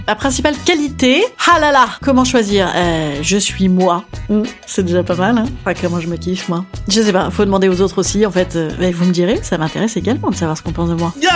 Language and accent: French; Normandy, France; je suis normande